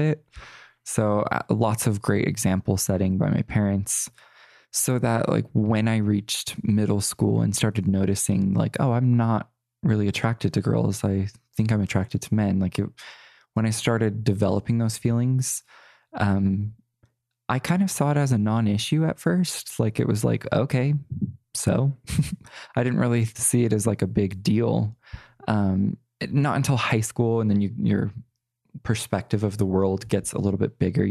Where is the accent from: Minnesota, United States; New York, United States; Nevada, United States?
Nevada, United States; Las Vegas; I was born and raised in Las Vegas, Nevada